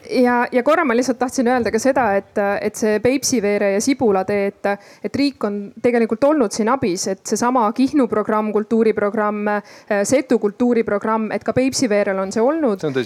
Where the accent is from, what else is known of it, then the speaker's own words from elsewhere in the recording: Ida-Viru County, Estonia; ma Ida-Virumaalt ise pärit olen